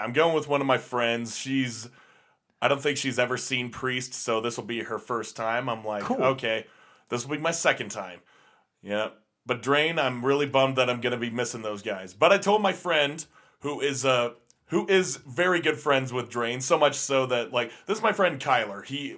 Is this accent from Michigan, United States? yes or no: yes; Detroit, Michigan, United States; let's just try and make it rugged, because we're from Detroit. We're from one of the biggest producers of cars. We're living next to steam mills and factories